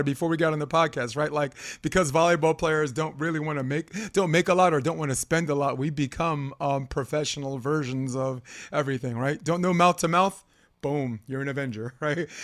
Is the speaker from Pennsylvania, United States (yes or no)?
no; New York City, New York, United States; I'm a kid from Brooklyn.